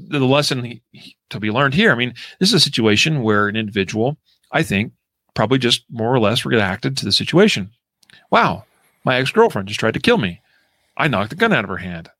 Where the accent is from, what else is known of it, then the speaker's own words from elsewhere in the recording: Idaho, United States; my hometown in Idaho